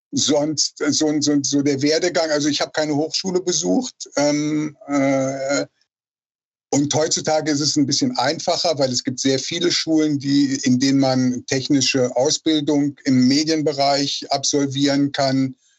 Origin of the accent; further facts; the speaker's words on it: Rhineland, Germany; moved away as an adult; also born or lived in Berlin; ich komme aus dem Rheinland und wollte im Rheinland bleiben